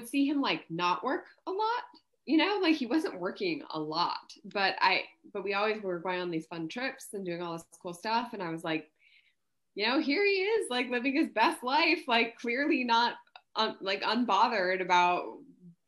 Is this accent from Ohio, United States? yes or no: no; Missoula, Montana, United States; moved away as an adult; now in Austin, United States; I'm from Missoula, Montana